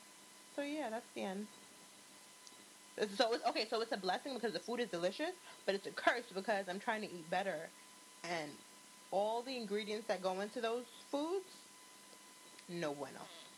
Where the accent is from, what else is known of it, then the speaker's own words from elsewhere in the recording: New York City, New York, United States; and we come from Queens.